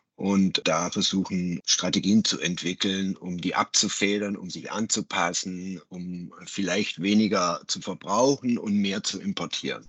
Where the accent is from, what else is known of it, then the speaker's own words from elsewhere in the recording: Germany; bei uns in Deutschland